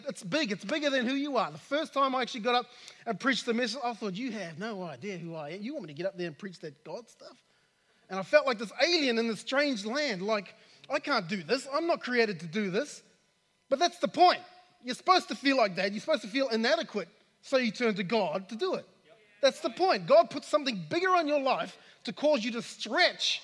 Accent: New Zealand; I'm from New Zealand

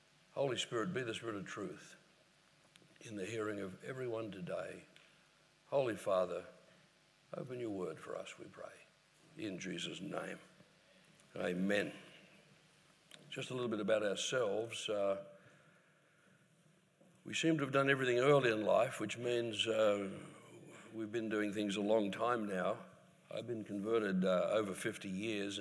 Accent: Queensland, Australia; we're from Queensland, sunny Queensland.

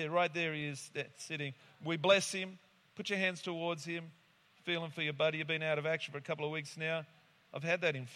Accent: England, United Kingdom

